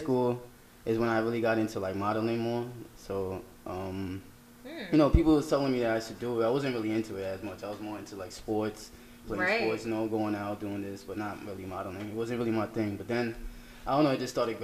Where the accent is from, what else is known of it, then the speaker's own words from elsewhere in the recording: Elmont, New York, United States; I'm from Elmont, Long Island.